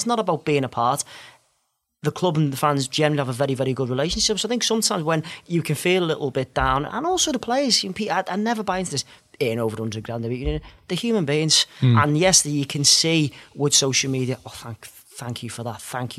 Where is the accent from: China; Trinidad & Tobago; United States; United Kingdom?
United Kingdom; whereas I think being British, it is a little bit different, isn't it?